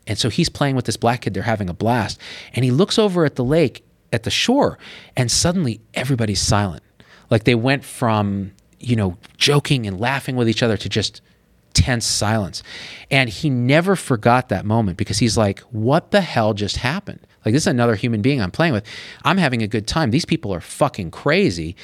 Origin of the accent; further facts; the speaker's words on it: Clovis, California, United States; moved away as an adult; also born or lived in Berkeley, California / San Francisco, California; I was always the other in Clovis, California